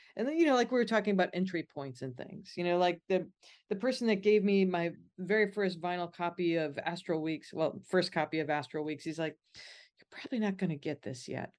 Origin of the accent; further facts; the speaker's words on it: Midwest, United States; Growing up in the Midwest